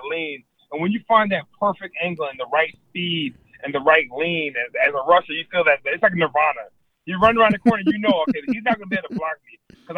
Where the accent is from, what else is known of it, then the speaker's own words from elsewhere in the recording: Florida, United States; growing up in Florida